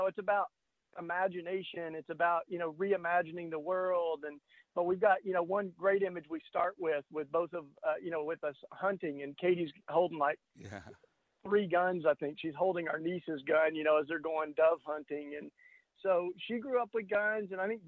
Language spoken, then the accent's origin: English; Tennessee, United States; I grew up in Tennessee